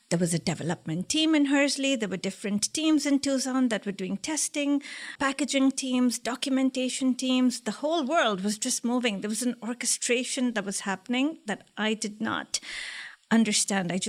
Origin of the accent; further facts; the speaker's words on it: India; also born or lived in Liberia; Some part of my childhood was in Liberia, West Africa, and then I moved to India.